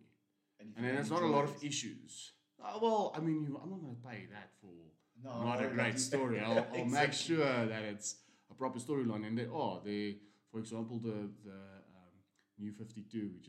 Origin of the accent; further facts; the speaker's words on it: South Africa; we are South African